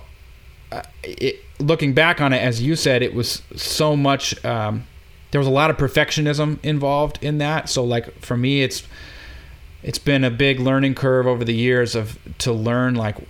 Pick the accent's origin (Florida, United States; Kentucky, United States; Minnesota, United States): Minnesota, United States; Minneapolis; moved away as an adult; also born or lived in Eau Claire, Wisconsin / New York; I'm from Minneapolis.